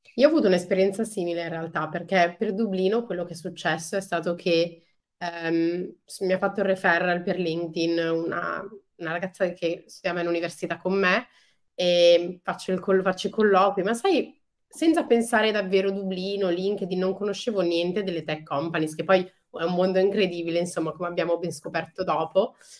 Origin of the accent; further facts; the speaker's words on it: Milan, Lombardy, Italy; now in Netherlands; io essendo cresciuta a Milano